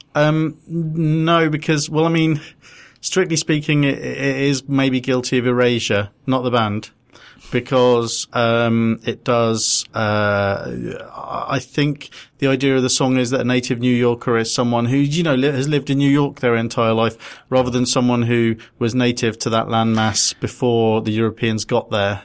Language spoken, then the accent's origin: English; London, United Kingdom; I was born in London, me, Muswell Hill.